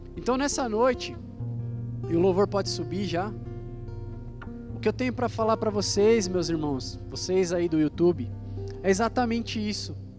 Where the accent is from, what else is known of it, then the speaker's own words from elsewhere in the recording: Guarulhos, São Paulo, Brazil; nós somos de Guarulhos